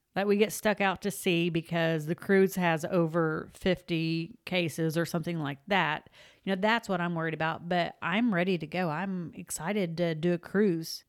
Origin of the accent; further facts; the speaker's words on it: Oklahoma, United States; moved away; I am from Oklahoma, and I'm actually from a small town in Oklahoma